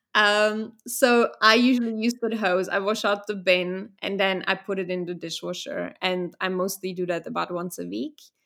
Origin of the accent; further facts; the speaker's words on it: Vienna, Austria; moved away; also born or lived in Czech Republic; I was born in a Czech Republic, and then I got lucky because I got to move to Austria, to Vienna, f, to live with my father